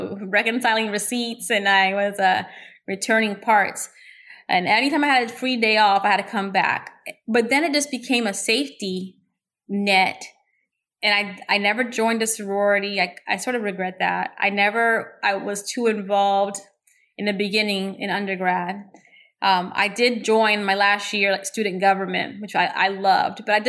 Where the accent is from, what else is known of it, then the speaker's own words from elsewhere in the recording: Orlando, Florida, United States; also born or lived in Cleveland, Ohio; by the time I was born in Cleveland, and by the time I was 3 years old, I was living in Orlando. I've been here ever since